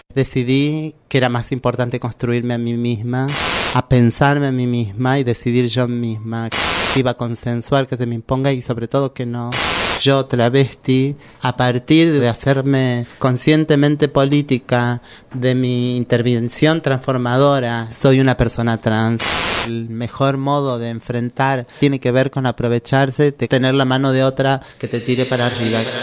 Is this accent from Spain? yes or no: no; Córdoba, Argentina; moved away as an adult; now in Buenos Aires, Argentina; yo soy de Córdoba